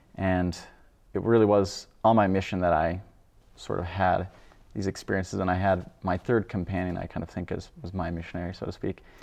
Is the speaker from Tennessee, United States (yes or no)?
no; Idaho, United States; also born or lived in Wyoming; I'm from Idaho, I guess. Originally, I was born in Wyoming, but grew up in Idaho